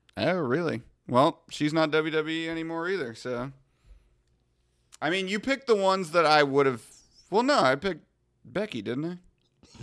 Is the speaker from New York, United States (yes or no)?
yes; Wantagh, New York, United States; I was born in Wantagh, Long Island